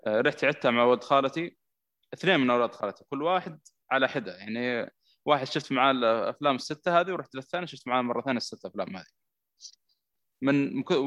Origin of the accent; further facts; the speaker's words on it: Saudi Arabia; عندنا في السعوديه هنا